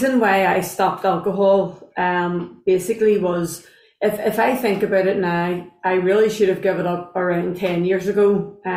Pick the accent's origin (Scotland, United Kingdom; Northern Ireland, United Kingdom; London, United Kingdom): Northern Ireland, United Kingdom; Belfast; from Belfast